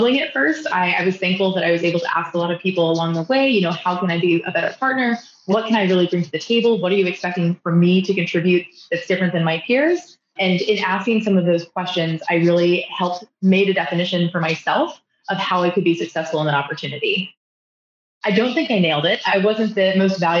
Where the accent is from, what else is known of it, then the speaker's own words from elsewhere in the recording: Fort Worth, Texas, United States; my hometown of Fort Worth